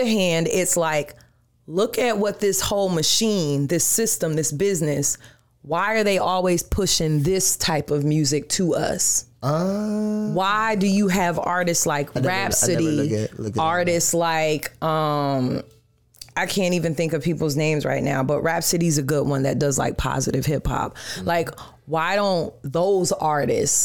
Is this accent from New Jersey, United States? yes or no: no; Atlanta, Georgia, United States; also born or lived in New York; now in Orlando, United States; I'm from Atlanta. So when I go back home to Atlanta, everybody knows me.